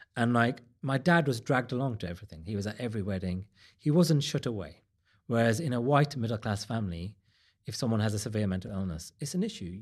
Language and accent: English; Wolverhampton, West Midlands, United Kingdom; I'm from Wolverhampton.